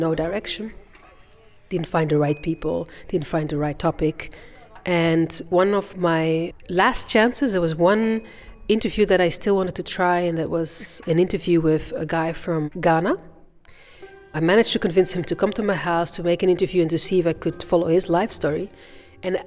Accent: Bruges, Flanders, Belgium; also born or lived in Rwanda / Brussels; I feel very Belgian. I'm from Bruges. And my childhood memories are all from my life in Belgium.

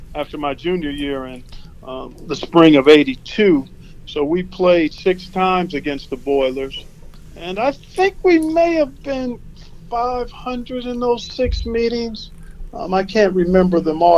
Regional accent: Cleveland, Ohio, United States; I grew up in Cleveland.

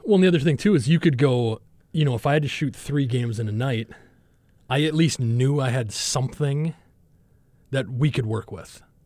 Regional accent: Minnesota, United States; moved away as an adult; where I'm from in, in Minnesota

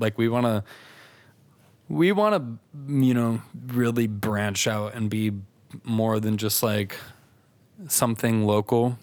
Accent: Des Moines, Iowa, United States; I'm from Des Moines

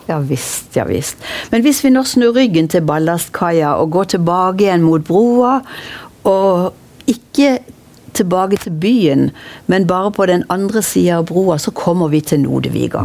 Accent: Kristiansand, Agder, Norway; da jeg vokste opp i Kvadraturen på 50-tallet

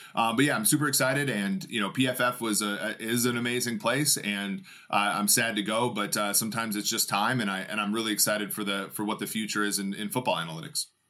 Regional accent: Cincinnati, Ohio, United States; my, my hometown

